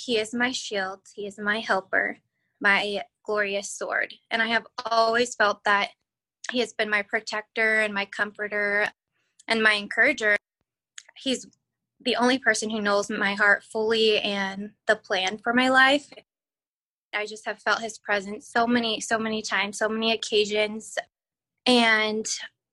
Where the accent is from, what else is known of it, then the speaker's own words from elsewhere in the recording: Caldwell, Idaho, United States; I am from Caldwell, Idaho